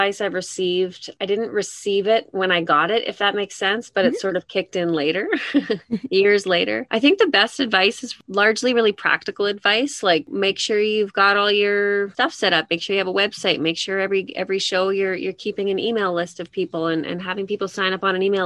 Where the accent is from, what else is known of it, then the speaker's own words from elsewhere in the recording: Edmonton, Alberta, Canada; I'm from Edmonton, born and raised Edmontonian